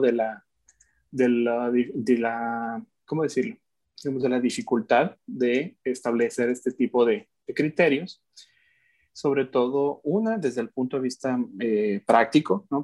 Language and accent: Spanish; Mexico; yo como mexicano